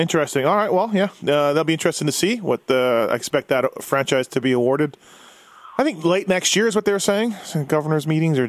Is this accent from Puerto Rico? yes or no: no; Canada; now in United States; But I'm Canadian